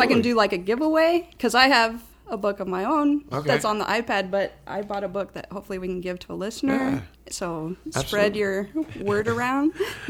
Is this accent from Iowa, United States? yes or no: yes; Dallas Center, Iowa, United States; Everyone knew the business where I grew up, but it was a small town. I don't know if you've ever been to Dallas Center.